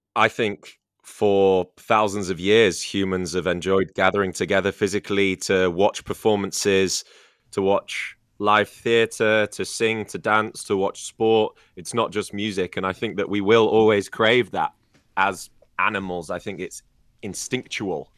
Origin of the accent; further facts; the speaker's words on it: Scarborough, Yorkshire and the Humber, United Kingdom; my hometown. Um, my, yeah, yeah, Scarborough